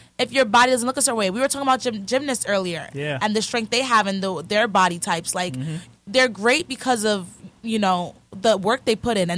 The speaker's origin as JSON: {"language": "English", "region": "New York", "country": "United States", "said": "being a New Yorker"}